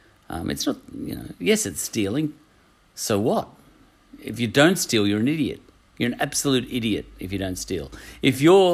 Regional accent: Australia; accent: Australian; In fact, my very accent has changed over the last 30 years. I guarantee if I could find a recording of me speaking 30 years ago, I would sound more ochre.

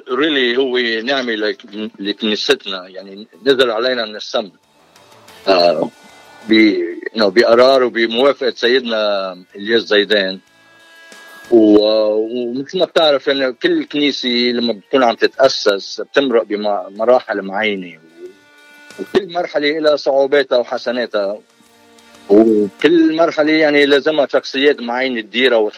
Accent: Hsarat, between Byblos and Batroun, Keserwan-Jbeil, Lebanon; moved away as an adult; also born or lived in Texas; now in California, United States; انا من لبنان من ضيعه اسمها حسرايل بين جبيل والبترون اللي بيعرفوا المنطقه وجيت على امريكا بسنه 80

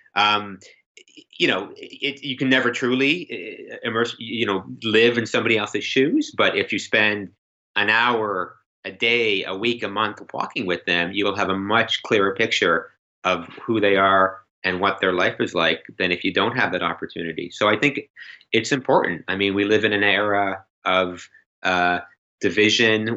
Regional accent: Canada; as a Canadian

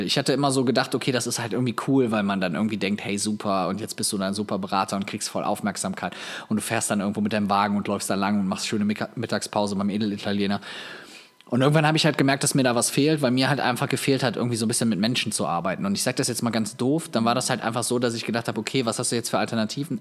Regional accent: Viersen, North Rhine-Westphalia, Germany; in Viersen in meiner Heimatstadt

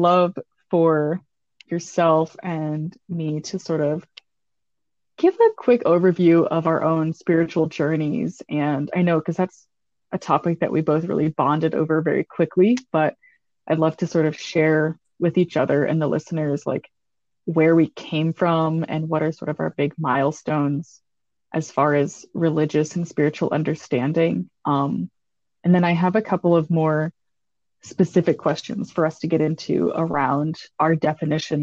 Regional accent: East Tennessee, United States; now in Wisconsin, United States; I grew up in East Tennessee

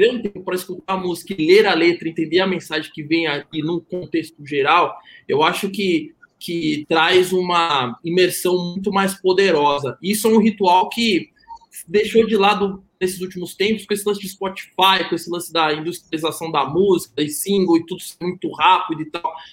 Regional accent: Salvador, Bahia, Brazil; Eu sou de Salvador, né?

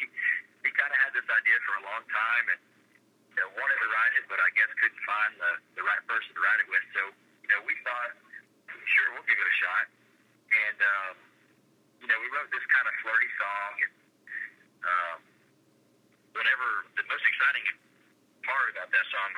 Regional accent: Weatherford, Texas, United States; my hometown of Weatherford, Texas

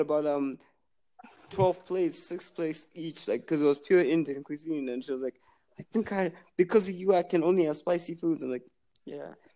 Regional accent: Zimbabwe

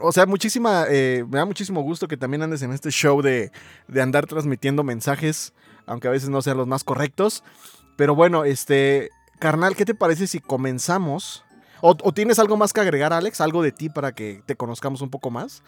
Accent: Mexico City, Mexico; yo soy de la CDMX

